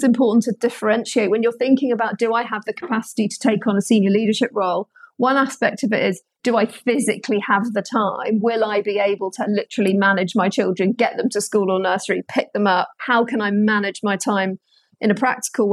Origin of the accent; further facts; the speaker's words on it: London, United Kingdom; I'm a Londoner born and bred.